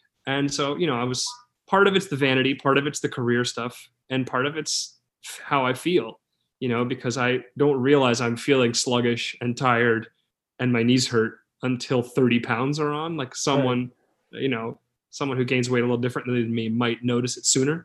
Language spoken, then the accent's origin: English; New York City, New York, United States; I'm from New York City, born and raised New Yorker